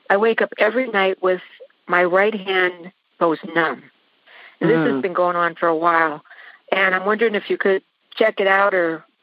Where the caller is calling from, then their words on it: Courtdale, Pennsylvania, United States; I'm calling from Courtdale, Pennsylvania.